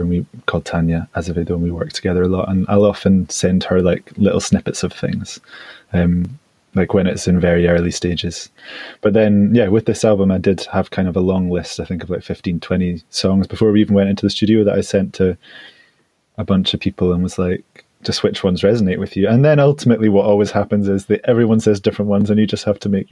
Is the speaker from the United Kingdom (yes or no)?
yes; United Kingdom; as British men